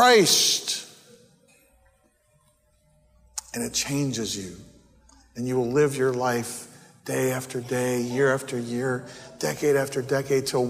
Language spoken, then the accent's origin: English; New Jersey, United States; moved away; the street where I grew up on in New Jersey